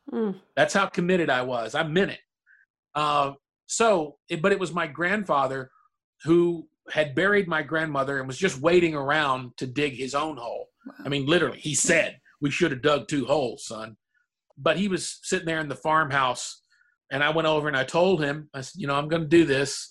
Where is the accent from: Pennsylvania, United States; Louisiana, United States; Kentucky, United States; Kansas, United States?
Kentucky, United States; Murray; moved away; my hometown in Murray, Kentucky